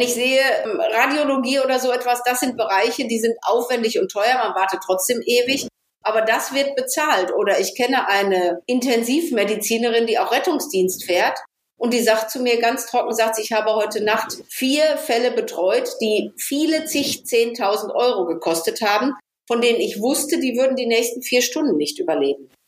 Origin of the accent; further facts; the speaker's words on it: Ruhr area, North Rhine-Westphalia, Germany; bei uns im Ruhrpott